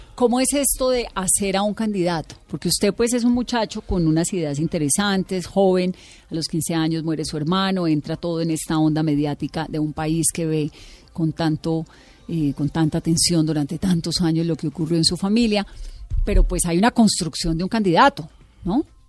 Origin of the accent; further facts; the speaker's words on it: Cali, Valle del Cauca, Colombia; Yo soy caleña, Imagínese cómo crecí en los años 80